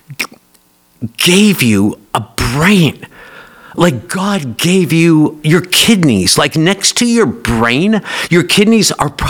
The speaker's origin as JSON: {"language": "English", "town": "Oak Ridge", "region": "Tennessee", "country": "United States", "tie": "born or raised there", "said": "I grew up here in Oak Ridge"}